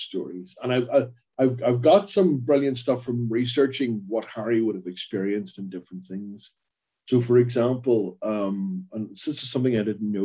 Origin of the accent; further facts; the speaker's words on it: Belfast, Northern Ireland, United Kingdom; I grew up in a working class family in Belfast